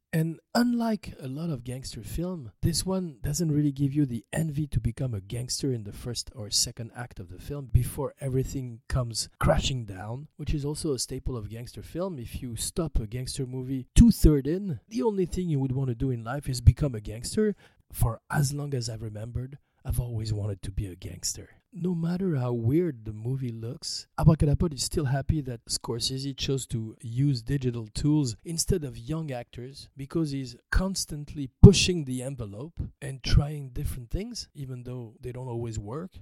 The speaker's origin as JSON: {"language": "English", "country": "France", "accent": "French", "said": "pardon my French accent."}